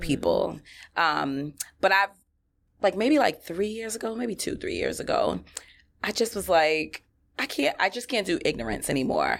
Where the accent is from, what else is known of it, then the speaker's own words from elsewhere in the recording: New York City, New York, United States; I grew up in Flushing.